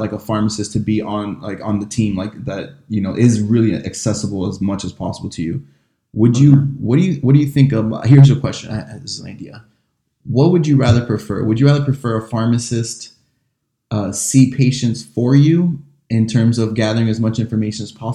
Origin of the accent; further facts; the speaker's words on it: Miami, Florida, United States; I'm from Miami, Florida